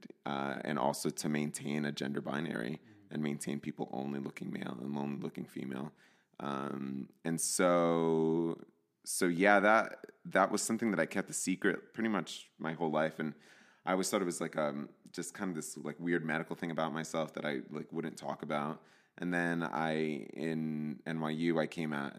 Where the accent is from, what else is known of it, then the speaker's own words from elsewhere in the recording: New Jersey, United States; moved away as an adult; also born or lived in California; I grew up in New Jersey in a Latino household. My parents are from El Salvador